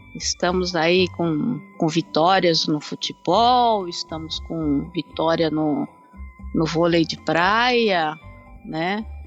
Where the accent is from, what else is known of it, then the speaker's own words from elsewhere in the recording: Brazil; now in Japan; eu sendo brasileira